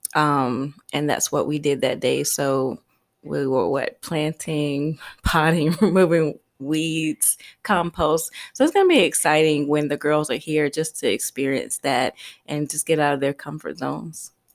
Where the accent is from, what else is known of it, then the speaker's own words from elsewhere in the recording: Columbia, South Carolina, United States; moved away as an adult; also born or lived in Queens, New York; now in Costa Rica; I grew up in South Carolina